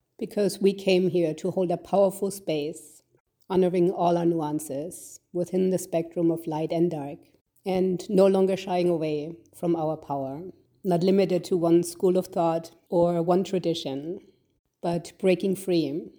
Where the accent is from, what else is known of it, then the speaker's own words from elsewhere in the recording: Germany; Growing up in Germany in the 70s and 80s, I had a beautiful childhood